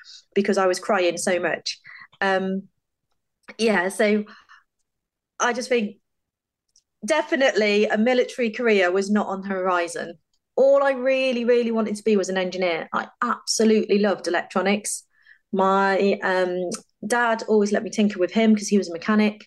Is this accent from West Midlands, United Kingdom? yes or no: yes; Stafford, West Midlands, United Kingdom; So I grew up in Stafford in the Midlands with my mum and dad.